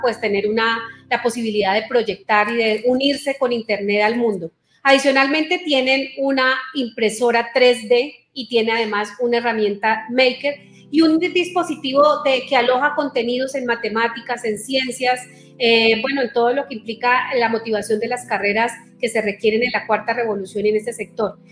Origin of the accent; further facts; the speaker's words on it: Aquitania, Boyacá, Colombia; moved away; mi primera salida como ministra que en mi pueblo